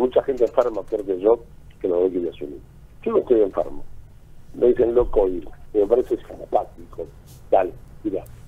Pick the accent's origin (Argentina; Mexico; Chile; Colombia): Argentina; moved away; soy un Renek argentino.